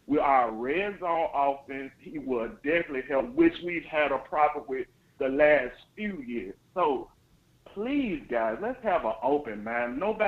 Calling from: Illinois, United States; I'm calling from Illinois.

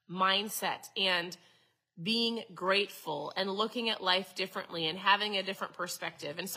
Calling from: Minnesota, United States; so I'm tuning in from Minnesota.

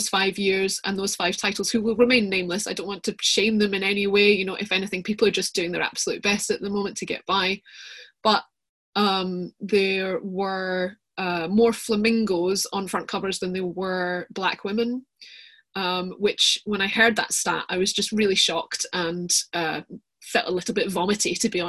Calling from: Bilston, Scotland, United Kingdom; So I am speaking from the metropolis that is Bilston, a tiny little village just outside Edinburgh.

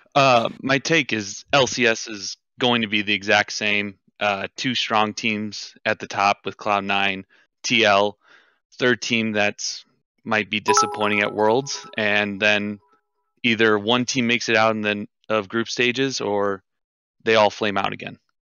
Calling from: Iowa, United States; I'm calling from, uh, Quad Cities in Iowa.

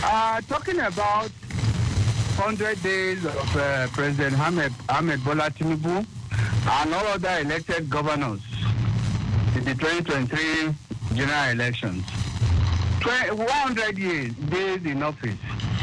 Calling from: Abuja, Federal Capital Territory, Nigeria; I call from Abuja.

